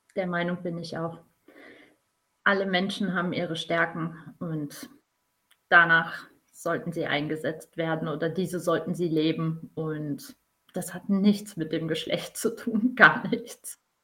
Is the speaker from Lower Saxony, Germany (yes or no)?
yes; Emsland, Lower Saxony, Germany; bin gebürtige Emsländerin